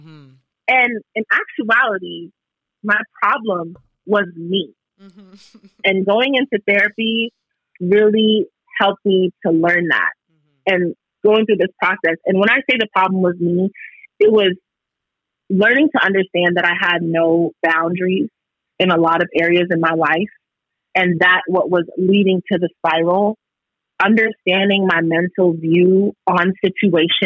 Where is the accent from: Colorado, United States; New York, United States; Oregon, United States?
New York, United States; New York City; I am from New York, Brooklyn, born and raised